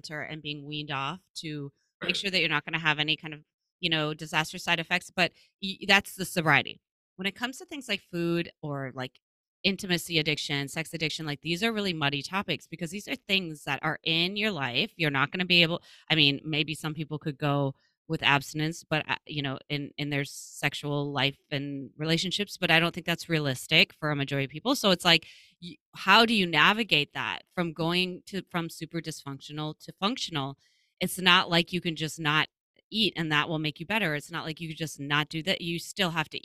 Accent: Midwest, United States; I'm from the Midwest

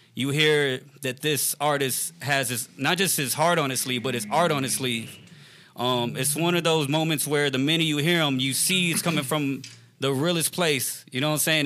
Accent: Richmond, Texas, United States; I'm not even from Houston. I'm from Richmond, Texas, like about 20 minutes away

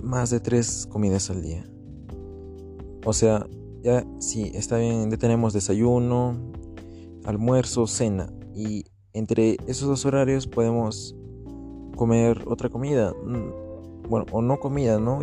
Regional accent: Peru; also born or lived in Arequipa, Peru; acá en Perú y en Arequipa también

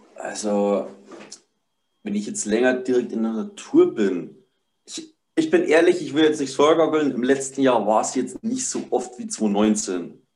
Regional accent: Upper Palatinate, Bavaria, Germany; ich bin 25 Jahre alt, bin aus der Oberpfalz, Bayern

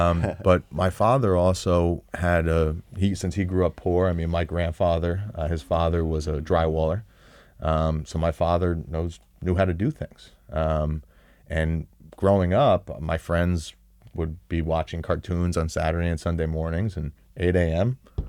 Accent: West Hempstead, New York, United States; I grew up on West Hempstead on Long Island. Yeah. Shout out to Hall's Pond.

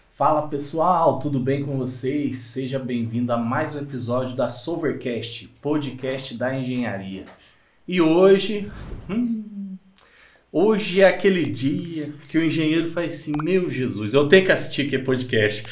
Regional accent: Minas Gerais, Brazil; accent: mineirês; de tão mineirês que é aqui

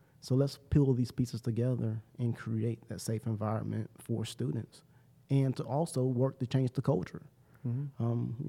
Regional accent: Salisbury, North Carolina, United States; now in Greenville, United States

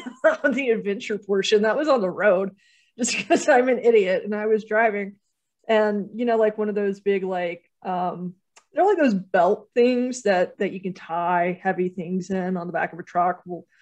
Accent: North Carolina, United States; We're from North Carolina too.

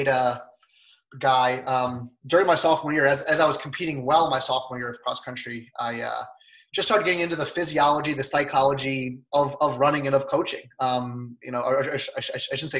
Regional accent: Lisle, Illinois, United States; I grew up in Lyle, Illinois, so a western suburb of Chicago.

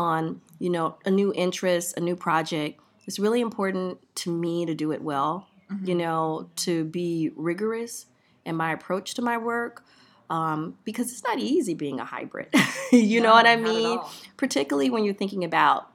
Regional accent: Miami, Florida, United States; I grew up in Miami, Florida, in Liberty City

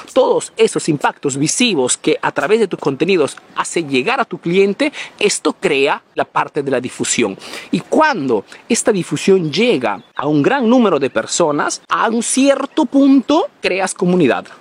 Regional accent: Peru; now in Italy

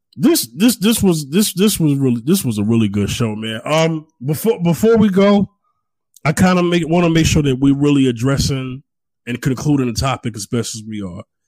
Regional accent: New York, United States; now in Houston, United States; I'm from New York, but I'm not there anymore

